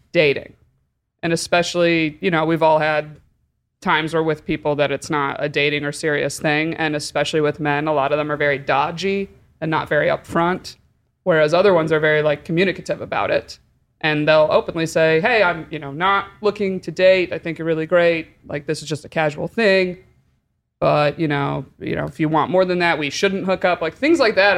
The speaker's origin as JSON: {"language": "English", "town": "Binghamton", "region": "New York", "country": "United States", "said": "I'm thirty-one, soon to be thirty-two, and I'm from Binghamton, New York."}